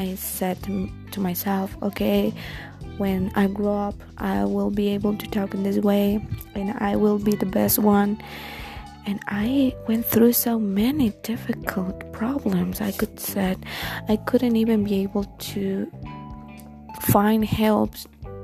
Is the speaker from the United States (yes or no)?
no; Guatemala; English is a second language; I'm not a native language speaker, as you can tell. I'm from Guatemala.